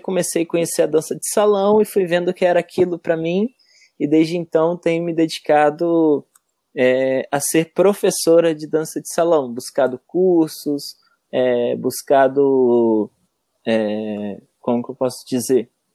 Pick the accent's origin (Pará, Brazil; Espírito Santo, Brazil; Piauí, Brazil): Espírito Santo, Brazil; Cachoeiro de Itapemirim; now in Santa Catarina, Brazil; Eu sou natural lá de Cachoeiro do Tapemirim. E lá, desde muito pequena, já dançava na escola mesmo